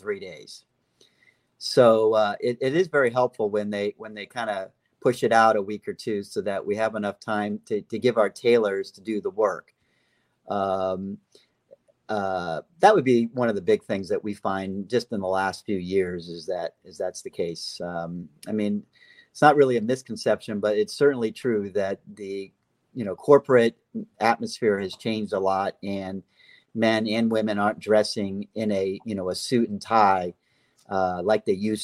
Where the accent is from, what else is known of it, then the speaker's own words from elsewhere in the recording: Hollywood, Florida, United States; also born or lived in New England / Fort Myers, Florida; I was born up there with my family, and then we moved to Florida when I was about 6 years old, and I grew up over on the East Coast in Hollywood, Florida